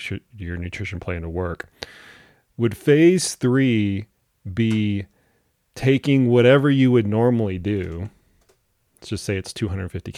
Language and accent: English; Dallas, Texas, United States; I grew up in Dallas, Texas